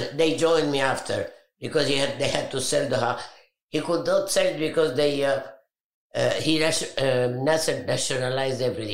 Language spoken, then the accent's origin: English; Alexandria, Alexandria Governorate, Egypt; I was born in Egypt, in Alexandria, beautiful city.